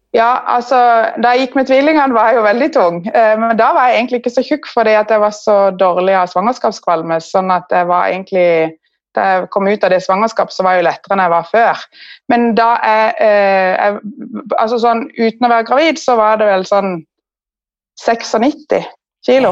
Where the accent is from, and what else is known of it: Kristiansand, Agder, Norway; moved away as an adult; now in Asker, Norway